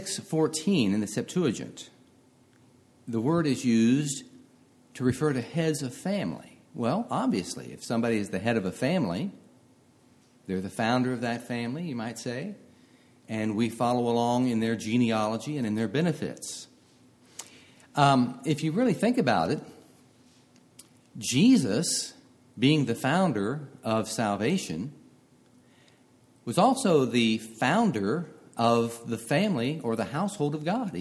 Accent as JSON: {"language": "English", "town": "Marietta", "region": "Ohio", "country": "United States", "tie": "born or raised there", "lives_now": "Westerville, United States", "said": "I grew up in Marietta, Ohio"}